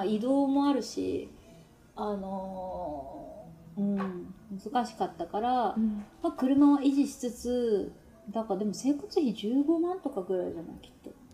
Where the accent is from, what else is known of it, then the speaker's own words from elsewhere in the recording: Yamaguchi, Japan; moved away as an adult; now in Nagano, Japan; 実家私山口県なんですけど